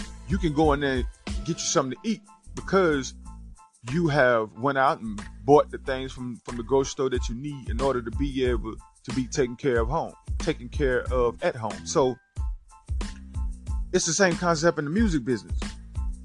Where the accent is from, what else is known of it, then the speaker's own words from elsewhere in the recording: the Carolinas, United States; I'm from the Carolinas